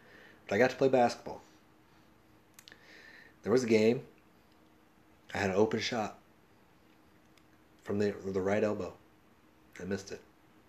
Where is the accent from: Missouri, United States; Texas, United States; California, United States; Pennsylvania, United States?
Texas, United States; Well, we're from... Like, we grew up in Texas.